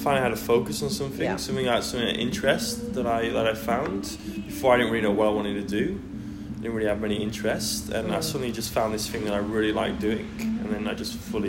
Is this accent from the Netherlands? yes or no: yes; Netherlands; also born or lived in Manchester, England / Sheffield, England / Svalbard, Norway; now in Melbourne, Australia; I'm originally from England, but I grew up in the Netherlands.